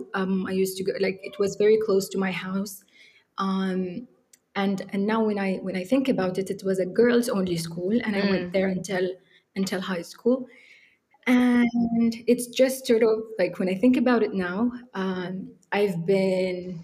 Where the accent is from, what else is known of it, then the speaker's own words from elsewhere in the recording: Benghazi, Cyrenaica, Libya; moved away as an adult; also born or lived in Egypt; I grew up in Benghazi. This is where I lived my whole life.